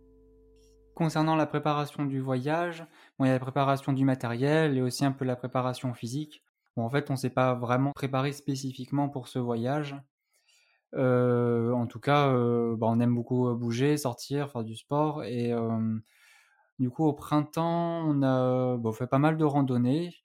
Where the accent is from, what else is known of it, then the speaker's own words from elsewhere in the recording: Annecy, Auvergne-Rhône-Alpes, France; moved away as an adult; also born or lived in Toulouse; je suis originaire de Haute-Savoie, d'Annecy plus précisément